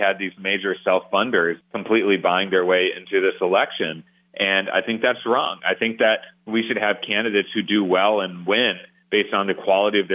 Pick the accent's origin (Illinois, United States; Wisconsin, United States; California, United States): Wisconsin, United States; Waukesha County; I grew up in Waukesha County.